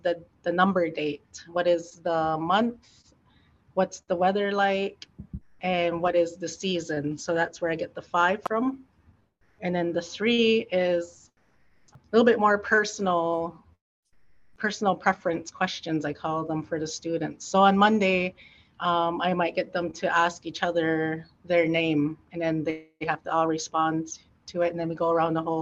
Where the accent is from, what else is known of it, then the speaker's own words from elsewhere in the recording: Oneida Nation of the Thames, Ontario, Canada; my nation is Oneida Nation of the Thames